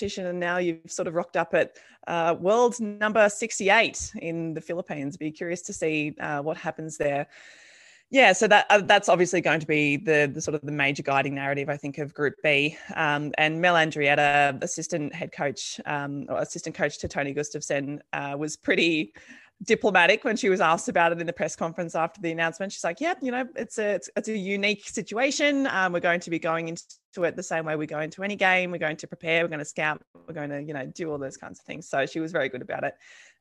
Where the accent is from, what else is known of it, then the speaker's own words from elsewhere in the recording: Campbelltown, New South Wales, Australia; growing up in MacArthur in Campbelltown